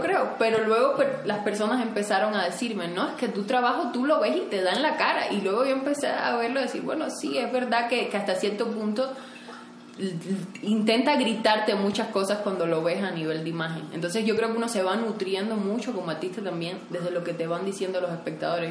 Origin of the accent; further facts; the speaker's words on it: Cuba; now in Mexico; yo vengo de Cuba, creo que tenía menos oportunidades que muchas personas, o sea, vivía en una isla alejada del mundo donde prácticamente no hay internet